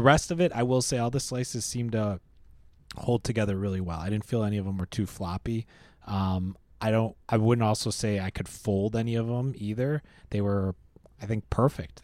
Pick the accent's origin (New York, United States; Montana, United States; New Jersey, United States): New York, United States; Rochester; I grew up in Rochester